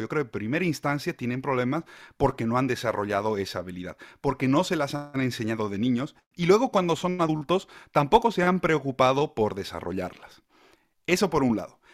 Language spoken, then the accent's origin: Spanish; Bolivia; moved away as an adult; now in Spain; Bolivia, que es de donde yo vengo